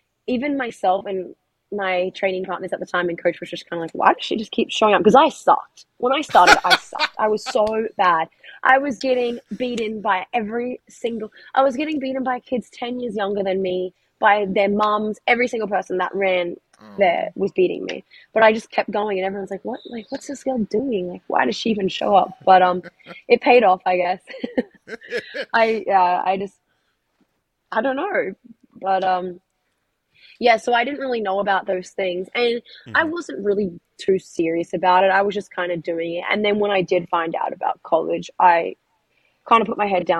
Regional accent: Australia; moved away as an adult; now in Florida, United States; I really wanted to move overseas and get out of my hometown

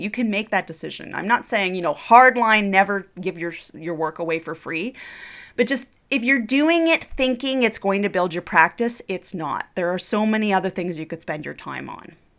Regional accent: Canada; I'm Canadian

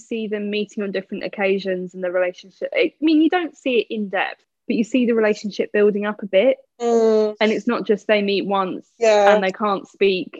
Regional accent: England, United Kingdom; as an English person

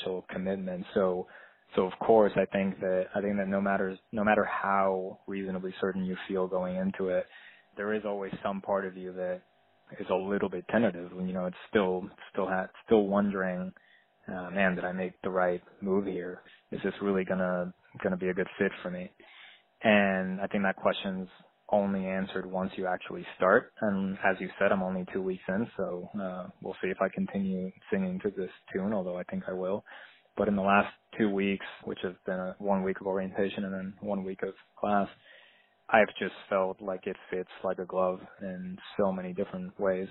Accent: Puerto Rico; moved away as an adult; now in California, United States; I grew up in Puerto Rico, and I moved to California when I was 18.

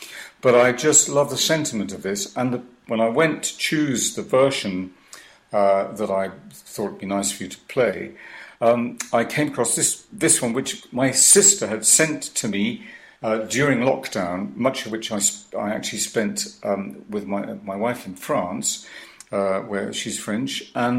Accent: Cardiff, Wales, United Kingdom; I grew up in Cardiff, went to Cardiff High School, and I learned my Welsh, as did we all.

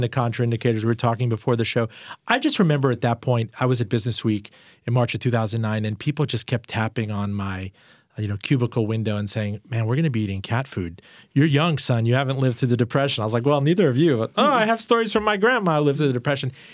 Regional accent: Richmond, Virginia, United States; my hometown, Richmond, Virginia

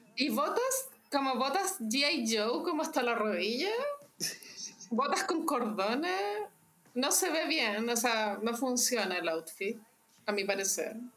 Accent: Chile; todos los chilenos

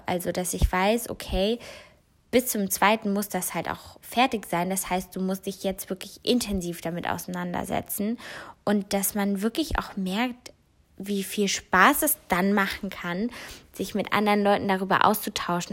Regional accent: North Rhine-Westphalia, Germany; bei uns in NRW

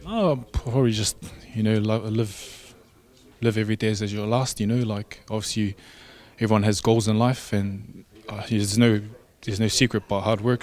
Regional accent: Samoa; I'm from Mangyangi, Ngofali, Malie, yeah, Moenga

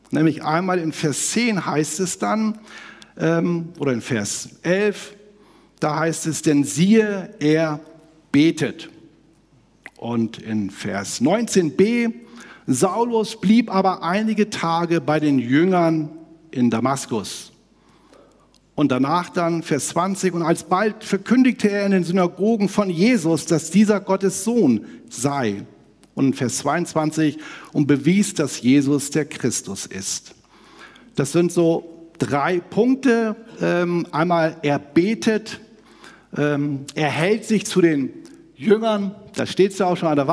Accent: Northern Germany, Germany; ich komme ja aus Hamburg-Bremen da oben

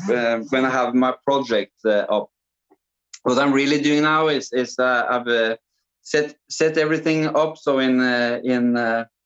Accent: Norway; I grew up in a small village with 3,000 people, and that was my whole mountain village, you know, in Norway

